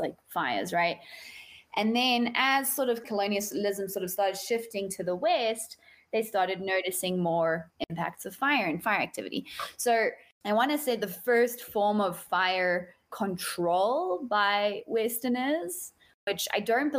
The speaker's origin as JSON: {"language": "English", "country": "South Africa", "moved": "yes", "lives_now": "United States", "said": "I am a South African living in the United States"}